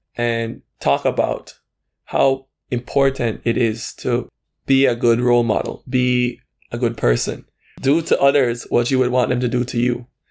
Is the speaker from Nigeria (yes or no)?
no; Belize City, Belize District, Belize; moved away as an adult; now in Taiwan; I'm from Belize City, Belize. And Uh, I'm currently living in Taiwan. I've been here for four years.